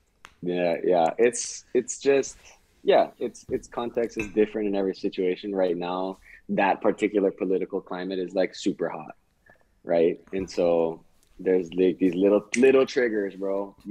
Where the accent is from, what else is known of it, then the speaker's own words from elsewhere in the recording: Hawaii, United States; moved away as an adult; also born or lived in California; growing up in Hawaii, it's like, oh, I'm 1/32nd Irish, 1/16th German